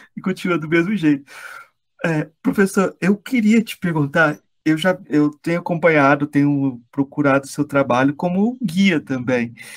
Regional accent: Brazil; eu sou brasileiro também

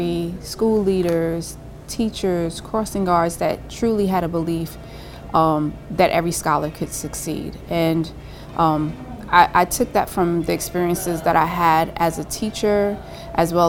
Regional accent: New York City, New York, United States; being born and raised in Brooklyn

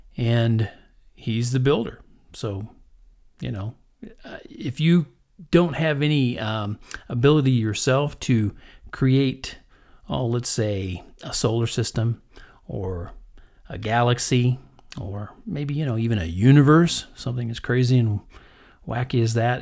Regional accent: Texas, United States; also born or lived in Kansas; growing up in Texas and Kansas

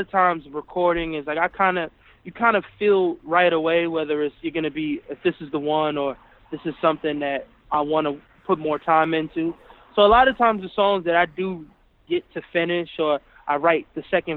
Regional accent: New York City, New York, United States; I'm from the Boogie Down Bronx

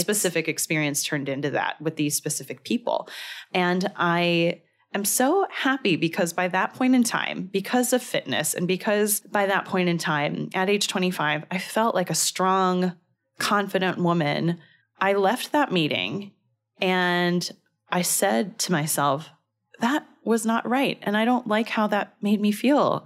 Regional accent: Danville, California, United States; I grew up in a city called Danville, California

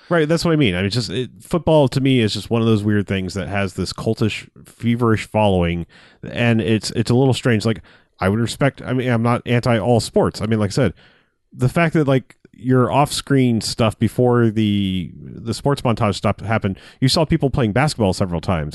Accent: United States; as an American

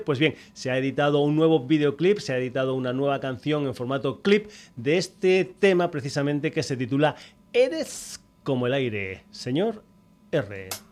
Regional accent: Extremadura, Spain; yo soy extremeño

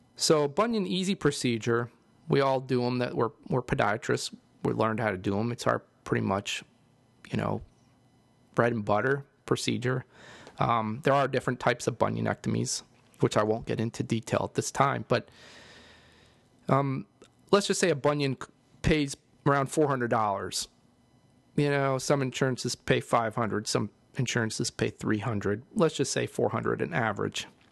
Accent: East Coast, United States; now in St. Louis, United States; I know I'm living here in Saint Louis, but, uh, I'm from the East Coast

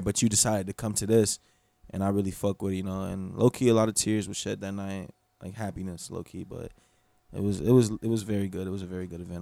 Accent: Gainesville, Florida, United States; also born or lived in Bartow, Florida / Kissimmee, Florida; I grew up in Gainesville

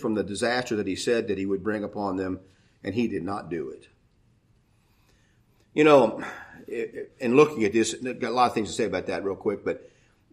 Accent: United States; as an American

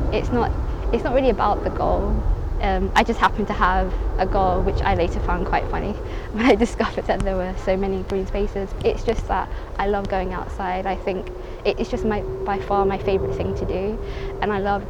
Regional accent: London, United Kingdom; born or raised there; also born or lived in Somaliland

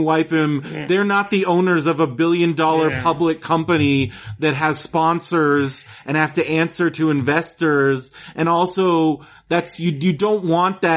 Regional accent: Los Angeles, California, United States; Los Angeles

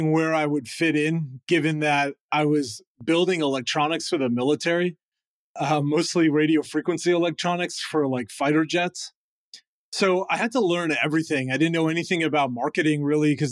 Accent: Southern Rhode Island, United States; moved away as an adult; also born or lived in São Paulo, Brazil; now in Boston, United States; I grew up in Southern Rhode Island near the University of Rhode Island.

